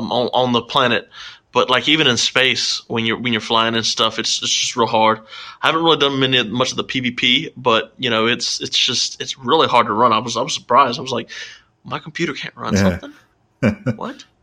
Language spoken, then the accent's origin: English; Australia; Because I'm Australian.